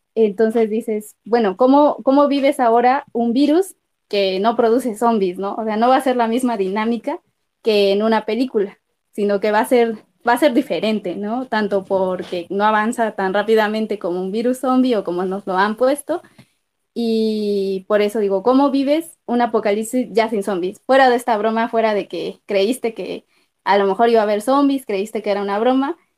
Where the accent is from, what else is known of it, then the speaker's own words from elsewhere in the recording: Mexico; como mexicanos